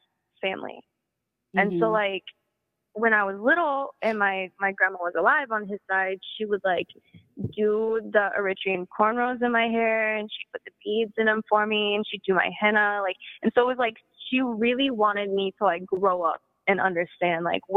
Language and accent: English; East St. Louis, Illinois, United States; I grew up in East St. Louis